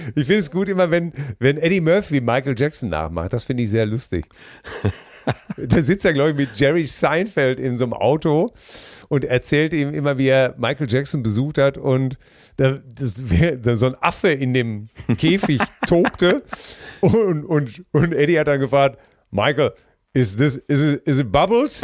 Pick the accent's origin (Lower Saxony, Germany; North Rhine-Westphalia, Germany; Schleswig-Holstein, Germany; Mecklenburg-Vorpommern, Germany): North Rhine-Westphalia, Germany; Hamm; meiner Heimatstadt in Hamm